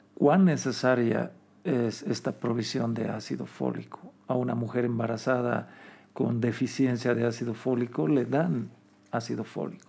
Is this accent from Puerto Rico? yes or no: no; Bolivia